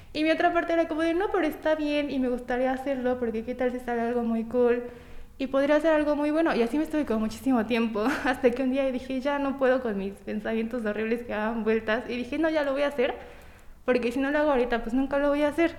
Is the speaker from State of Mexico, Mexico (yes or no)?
no; Tampico, Tamaulipas, Mexico; now in Puebla, Mexico; soy de Tampico, Tamaulipas, pero ya tengo como 10 años viviendo en Puebla